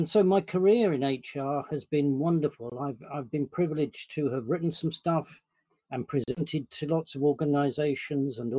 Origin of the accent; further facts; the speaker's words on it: London, United Kingdom; I am a Londoner. Born and bred, and South London